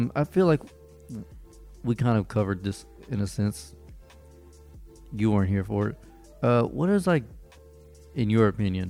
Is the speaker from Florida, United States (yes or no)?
yes; Florida, United States; moved away; I'm from Florida.